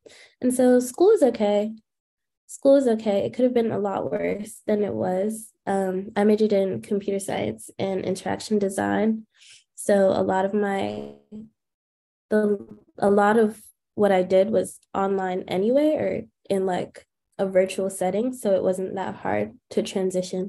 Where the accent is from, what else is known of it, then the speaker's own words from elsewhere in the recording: New York City, New York, United States; also born or lived in Washington, D.C.; my family's from Jamaica, but born and raised in Queens